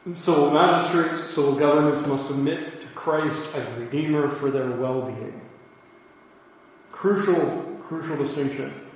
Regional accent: United States; I'm an American.

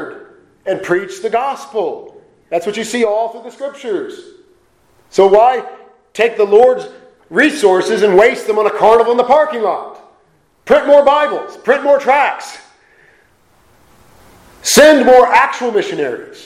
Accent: Portland, United States; I'm from Portland

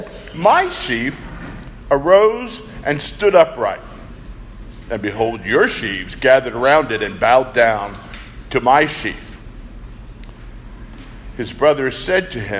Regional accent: Philadelphia, Pennsylvania, United States; moved away; I grew up in the Philadelphia area, the city of brotherly love

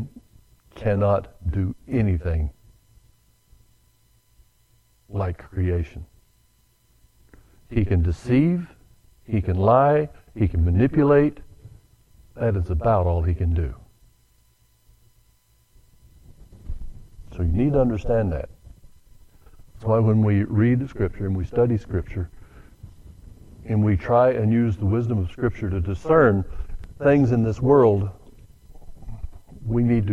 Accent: the South, United States; I was born and raised in the South

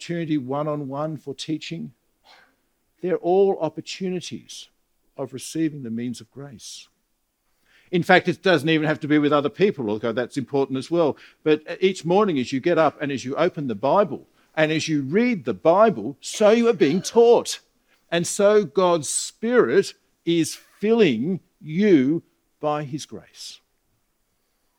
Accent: Australia; I'm an Australian

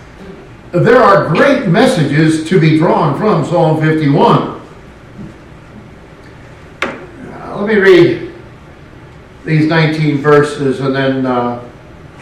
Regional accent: West Coast, United States; also born or lived in Louisiana / Tennessee; now in Arkansas, United States; Growing up on the West Coast

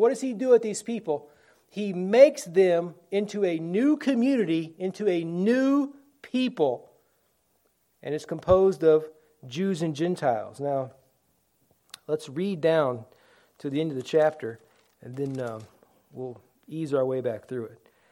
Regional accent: United States; We're all American citizens.

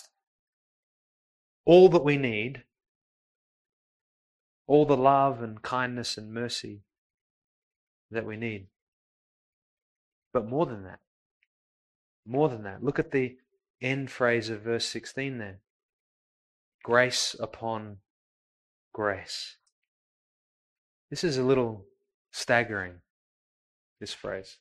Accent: Coburg, Victoria, Australia; I grew up in Coburg.

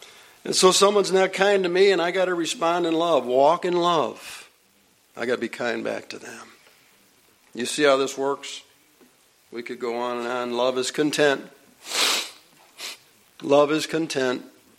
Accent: Buffalo, New York, United States; I grew up in South Buffalo.

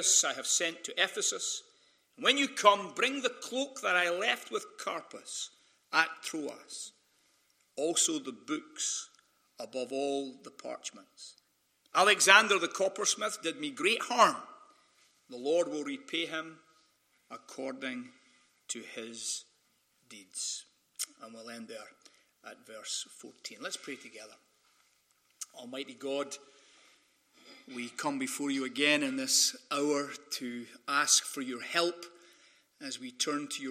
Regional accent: Scotland, United Kingdom; accent: Scottish; moved away as an adult; now in Sacramento, United States; when you have a Scottish accent

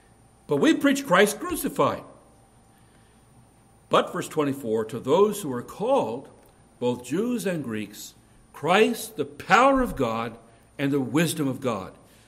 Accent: India; born there; I was born right up near the Nepali border in India, just in the foothills of the Himalayas.

